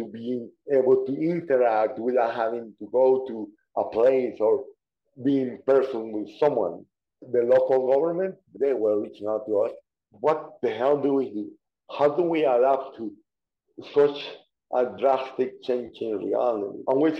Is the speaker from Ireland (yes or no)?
no; Guatemala; born there; So yes, I was born in Guatemala.